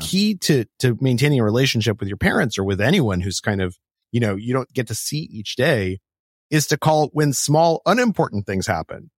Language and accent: English; Albuquerque, New Mexico, United States; I grew up in Albuquerque, New Mexico